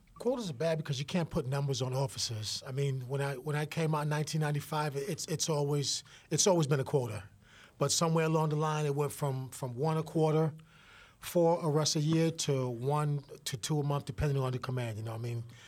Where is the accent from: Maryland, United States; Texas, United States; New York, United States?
New York, United States; New York City; I grew up literally right near Yankee Stadium, one hundred seventeen Grand Concourse